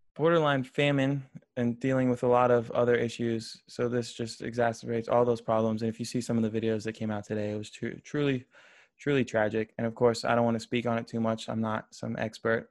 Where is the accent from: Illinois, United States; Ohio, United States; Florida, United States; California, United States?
Florida, United States; I grew up in Florida